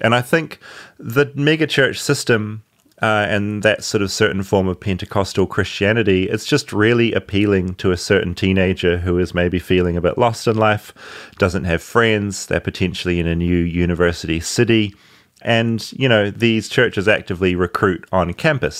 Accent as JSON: {"language": "English", "town": "Tauranga", "region": "Bay of Plenty", "country": "New Zealand", "tie": "born or raised there", "said": "ended up living in a town in New Zealand called Bethlehem"}